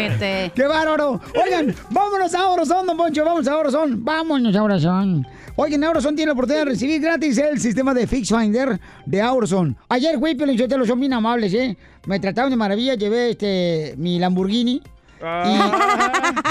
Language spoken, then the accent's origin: Spanish; Jalisco, Mexico; En mi pueblo contra Jalisco es un pueblo muy, muy caluroso